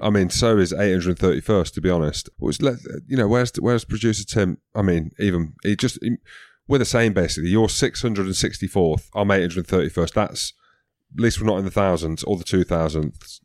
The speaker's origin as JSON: {"language": "English", "region": "Scotland", "country": "United Kingdom", "said": "I'm Scottish till"}